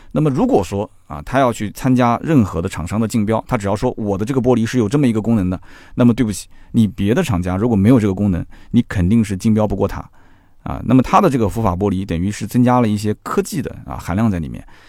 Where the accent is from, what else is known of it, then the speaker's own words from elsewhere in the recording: China; 我作为一个中国人